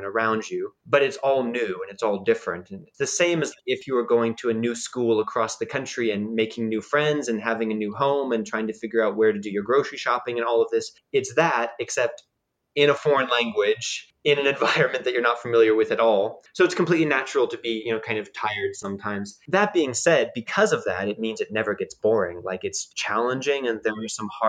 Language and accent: English; United States; moved away as an adult; also born or lived in Japan; now in Czech Republic; As an American